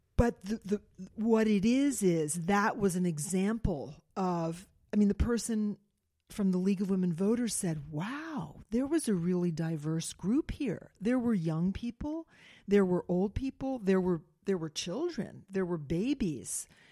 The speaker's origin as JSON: {"language": "English", "town": "Silver Spring", "region": "Maryland", "country": "United States", "tie": "born or raised there", "said": "I grew up in Silver Spring, Maryland"}